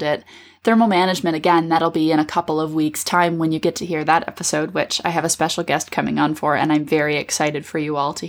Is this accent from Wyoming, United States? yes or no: no; Minnesota, United States; as a Minnesotan